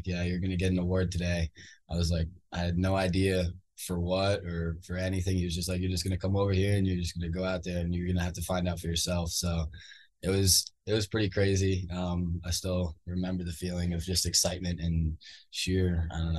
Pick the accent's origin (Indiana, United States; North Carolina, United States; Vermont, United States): Vermont, United States; I'm from Vermont